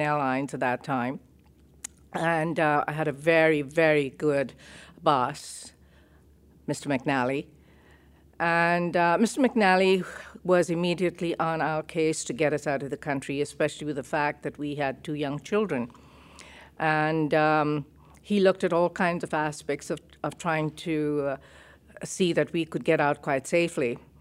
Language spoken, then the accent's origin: English; Kenya; moved away as an adult; also born or lived in Uganda; I'm a Kenyan citizen